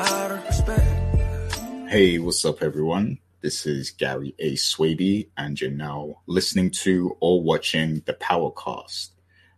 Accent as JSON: {"language": "English", "country": "United Kingdom", "said": "I'm British"}